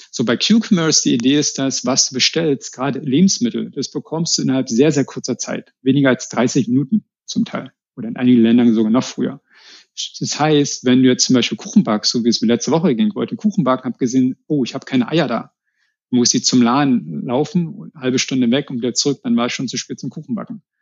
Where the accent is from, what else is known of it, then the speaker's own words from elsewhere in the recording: Berlin, Germany; ich bin ja aus Berlin oder aus Rand-Berlin, deswegen lag es nahe, dass wir da jetzt zurückkommen, nach Hause sozusagen